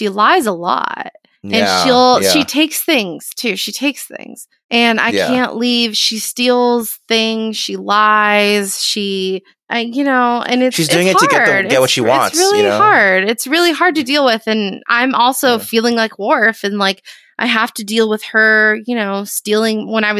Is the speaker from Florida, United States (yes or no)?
yes; Florida, United States; I was raised in Florida.